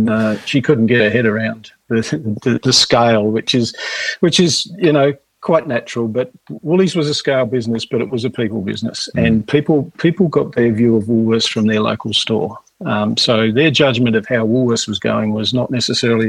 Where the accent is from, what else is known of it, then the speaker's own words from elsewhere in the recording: Penguin, Tasmania, Australia; also born or lived in Hobart; Penguin was where I grew up on the Northwest Coast